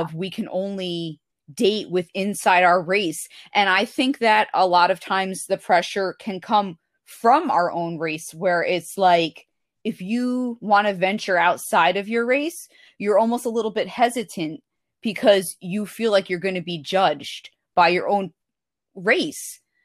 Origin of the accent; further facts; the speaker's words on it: United States; I'm from the United States. I'm white